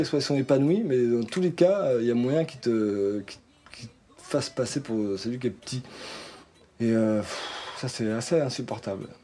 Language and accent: French; Nantes, Pays de la Loire, France; on est nantais